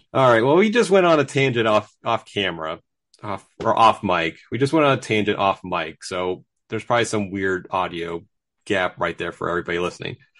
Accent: United States; we're from the States

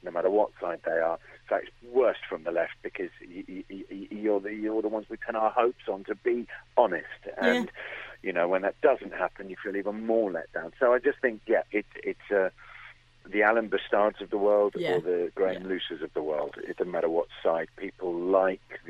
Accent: London, United Kingdom; also born or lived in Belfast; growing up in London

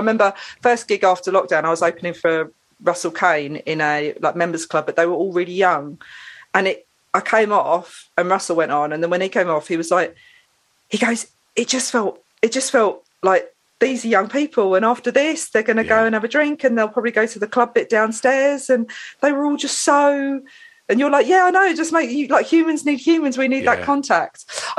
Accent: England, United Kingdom; England's my home country, but Lebanon's my home from home.

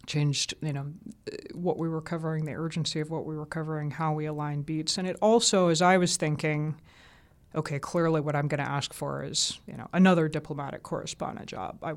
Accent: the South, United States; accent: southern; because my southern accent was trained right out of me at the BBC.

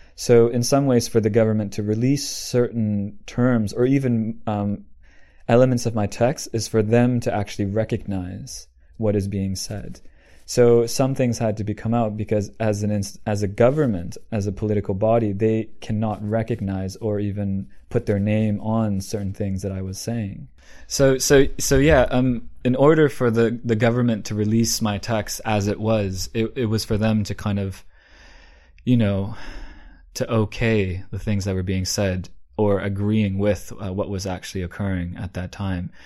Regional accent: Vancouver, British Columbia, Canada; moved away; also born or lived in Shanghai / London; being a Canadian myself, born in Vancouver

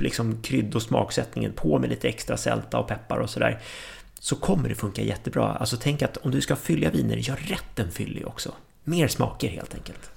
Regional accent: Sweden; som svensk

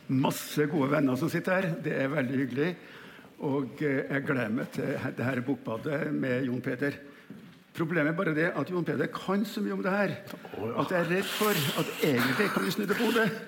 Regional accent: Kjeller, Akershus, Norway; Så vokste jeg opp senere ved Kjeller flyfabrikk. Vi hadde, vi hadde tjenestebolig innpå fabrikken.

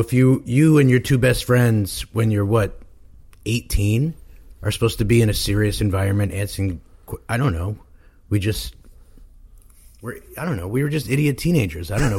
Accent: New York City, New York, United States; moved away as an adult; now in Los Angeles, United States; Born and raised in Manhattan.

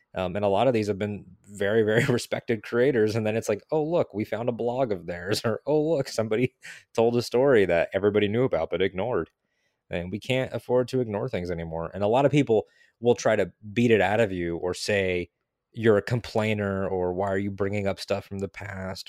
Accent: Connecticut, United States; now in Florida, United States; I'm originally from Connecticut

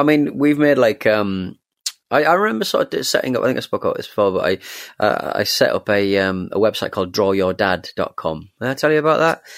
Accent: England, United Kingdom; I'm, I'm English

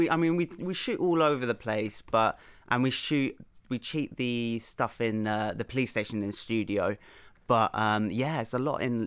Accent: Ireland; Of course, as an Irishman, I can't not

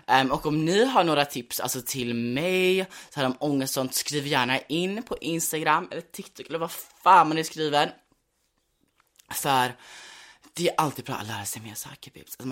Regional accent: United States; born there; jag är då, alltså jag är född i USA.

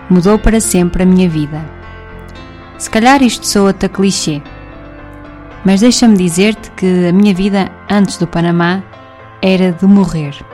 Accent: Kraków, Lesser Poland, Poland; Cracóvia, em 2016, o meu mundo tinha outras andanças. Não me recordo nada significativo da JMJ aqui na minha cidade natal.

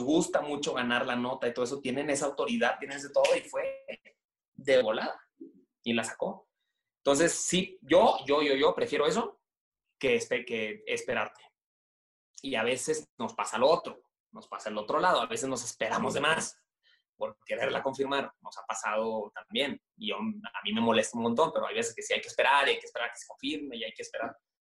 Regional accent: Monterrey, Nuevo León, Mexico; Yo, yo soy de Monterrey, no sé si se nota por el acento. Yo, soy regio

